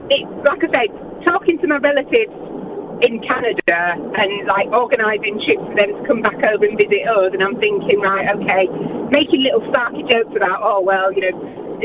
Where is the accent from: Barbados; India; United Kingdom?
United Kingdom; Huddersfield, Yorkshire and the Humber; moved away; also born or lived in Northampton; I was born in Huddersfield